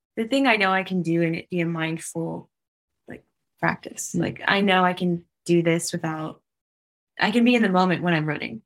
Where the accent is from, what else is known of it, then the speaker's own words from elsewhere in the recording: United States; moved away; I'm from America